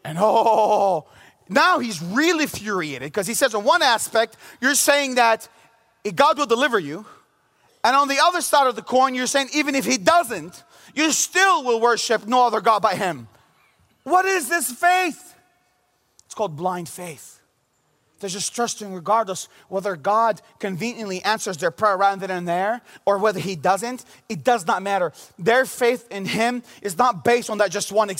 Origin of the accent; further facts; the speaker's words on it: Bethlehem, West Bank, Palestine; also born or lived in Jerusalem / United States; I grew up in the city of Bethlehem in Jerusalem. I was born in Jerusalem. I grew up in Bethlehem all my life, minus a few years of going to college in America.